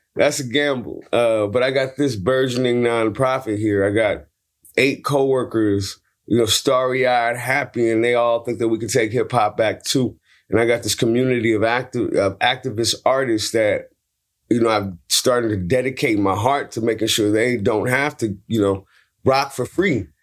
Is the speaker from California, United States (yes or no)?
yes; San Francisco, California, United States; I'm from Hunters Point, San Francisco. I got beat up twice at gunpoint, uh, before I was seventeen